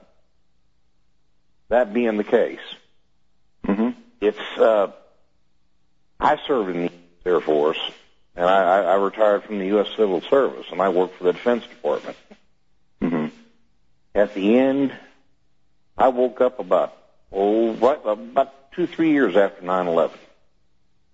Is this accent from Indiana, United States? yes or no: no; Oklahoma, United States; I'm from Oklahoma